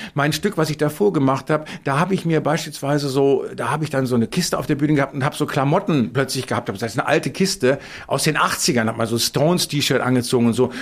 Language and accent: German; Bielefeld, North Rhine-Westphalia, Germany; moved away; bin ich in Bielefeld ja geboren und habe lange gelebt